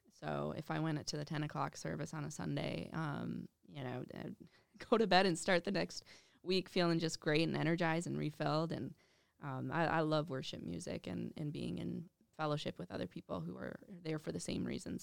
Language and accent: English; Minnetonka, Minnesota, United States; also born or lived in Russia; growing up in Minnetonka